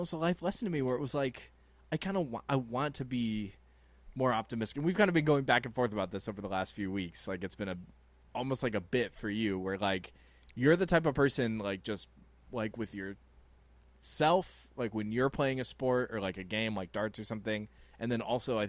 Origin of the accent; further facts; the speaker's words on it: Houston, Texas, United States; I grew up in Houston.